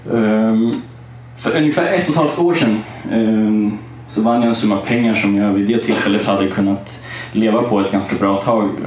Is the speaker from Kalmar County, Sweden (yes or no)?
yes; Kalmar, Kalmar County, Sweden; jag är uppväxt i Kalmar. Det hör man inte på dialekten. Men jag valde bort den för den är lite stök.